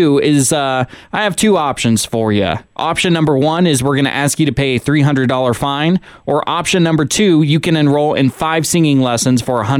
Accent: Washington, United States; now in Sonoma County, United States; I fly back to my home state of Washington so much

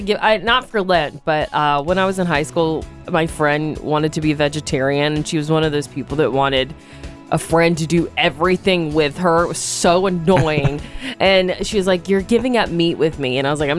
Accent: the Bible Belt in the South, United States; I grew up in the Bible Belt in the South.

